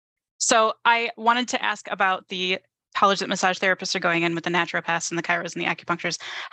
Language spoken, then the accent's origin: English; United States; as an American